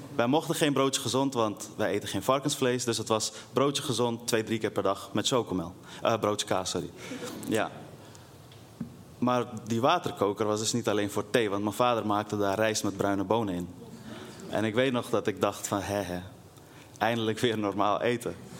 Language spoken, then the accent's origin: Dutch; Netherlands; also born or lived in Afghanistan; midden in de wijk waar ik ben opgegroeid